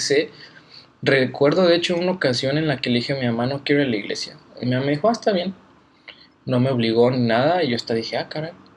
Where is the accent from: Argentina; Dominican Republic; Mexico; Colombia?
Mexico; Guadalajara, Jalisco; moved away as an adult; also born or lived in Aguascalientes; nací el 8 de julio en Aguascalientes, pero crecí en Guadalajara soy tapatío